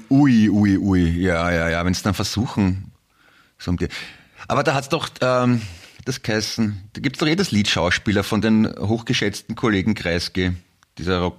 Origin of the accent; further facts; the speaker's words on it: Austria; accent: Austrian; ich habe trotzdem einen österreichischen Akzent dabei. Aber blöd wäre es, wenn wir unsere Gespräche auf Hochdeutsch, also wenn ich kann ja gar nicht richtig Hochdeutsch